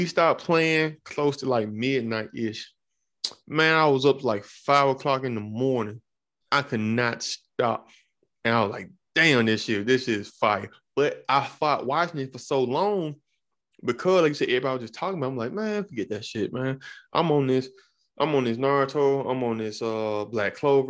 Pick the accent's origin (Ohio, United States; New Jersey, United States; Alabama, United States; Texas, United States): Alabama, United States; moved away; I'm from Alabama originally.